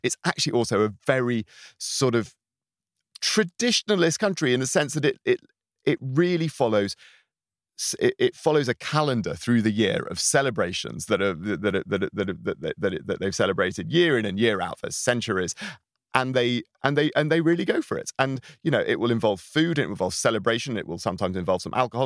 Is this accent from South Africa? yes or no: no; United Kingdom; now in Sweden; as a British person in Sweden, as someone from a, from a rich majority white Western, um, European country